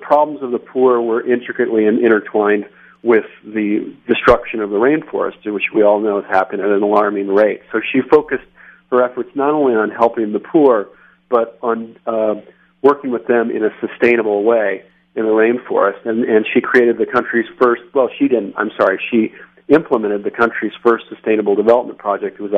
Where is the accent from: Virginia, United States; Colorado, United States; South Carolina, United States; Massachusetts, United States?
Colorado, United States; Denver; Denver, Colorado, my hometown